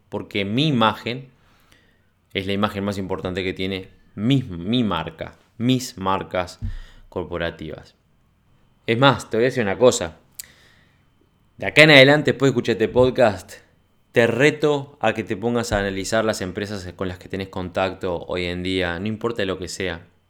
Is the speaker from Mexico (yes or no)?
no; Uruguay; acá en mi país